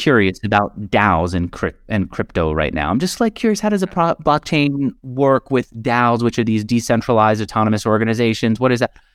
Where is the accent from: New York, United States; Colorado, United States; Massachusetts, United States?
New York, United States; I grew up in New York where Wall Street was, like, the number one industry